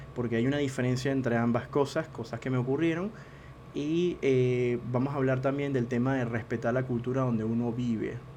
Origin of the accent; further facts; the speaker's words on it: Venezuela; moved away as an adult; now in Argentina; Yo soy venezolano, vivo en Argentina desde hace unos cuantos años y sé lo que es emigrar